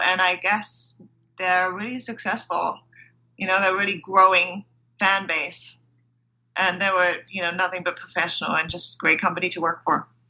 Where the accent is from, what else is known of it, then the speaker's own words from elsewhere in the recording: Germany; moved away as an adult; also born or lived in England / London; I grew up in Germany, so I went to school in Germany, and then I actually moved to England to go to university